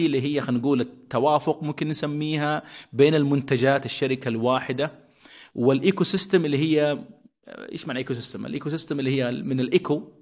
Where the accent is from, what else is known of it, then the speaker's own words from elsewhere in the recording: Saudi Arabia; عندنا في السعودية